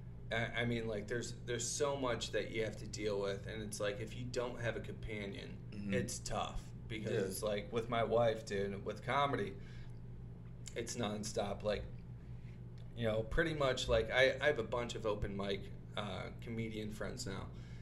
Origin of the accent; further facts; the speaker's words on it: Toledo, Ohio, United States; now in Los Angeles, United States; So I'm from Toledo, Ohio